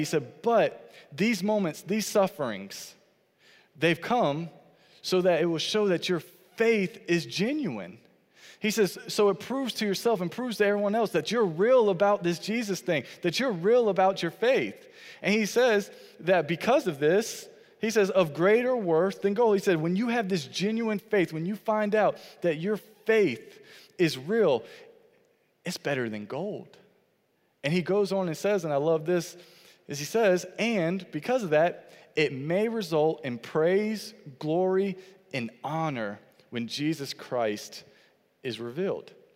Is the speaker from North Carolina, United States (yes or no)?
yes; Fayetteville, North Carolina, United States; I grew up in Fayetteville, North Carolina